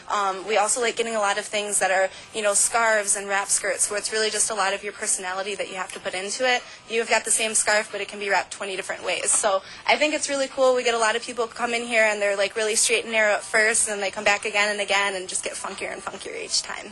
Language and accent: English; Ann Arbor, Michigan, United States; moved away; my hometown in Ann Arbor